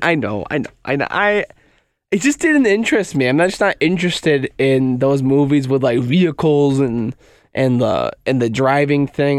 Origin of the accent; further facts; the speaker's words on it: United States; I'm American